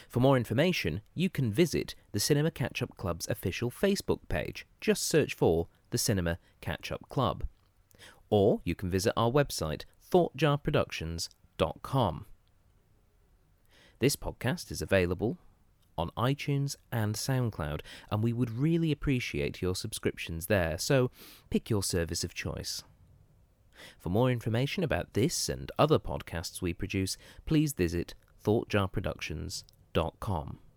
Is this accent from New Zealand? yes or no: yes; New Zealand